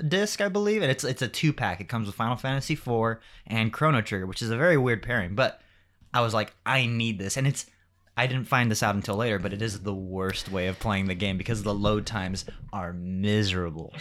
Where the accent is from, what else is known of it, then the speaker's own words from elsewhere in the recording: Rialto, California, United States; also born or lived in Riverside, California; I grew up in actually Rialto, but I went to school in Riverside